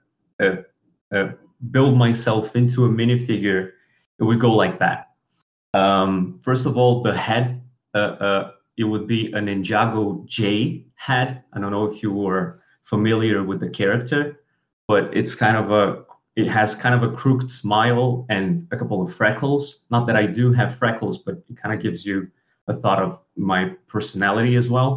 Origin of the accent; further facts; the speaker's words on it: Brazil; English is a second language; I'm from Brazil.